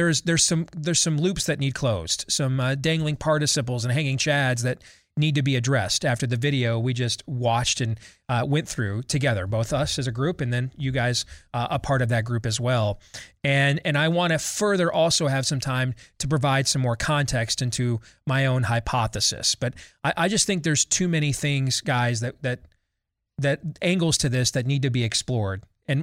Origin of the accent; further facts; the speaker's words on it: Michigan, United States; Like my home state, former home state of Michigan, they've gone from admitting 3 fully vaccinated people with COVID into hospitals a day